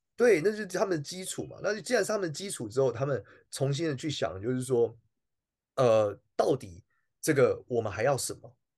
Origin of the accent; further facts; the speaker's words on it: Taiwan; 我们出生的时候，台湾应该不穷，我们长大的时候，台湾应该不穷了